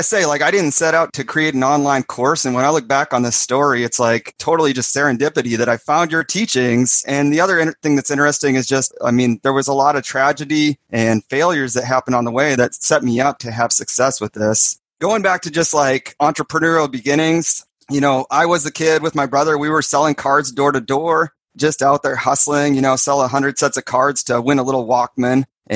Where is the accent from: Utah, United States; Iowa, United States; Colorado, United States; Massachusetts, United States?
Iowa, United States; also born or lived in Kansas; And then when we moved to Iowa from Kansas, we had this area of bike trails, and we'd go down there for just hours and like build these jumps, build tabletops, build berms, and just have a blast.